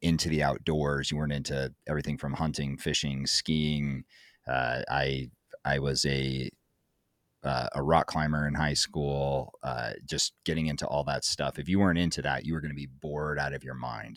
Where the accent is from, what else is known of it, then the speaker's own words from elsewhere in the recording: Montana, United States; moved away; also born or lived in Kansas / Casper, Wyoming; took me to Montana and I got to grow up in Montana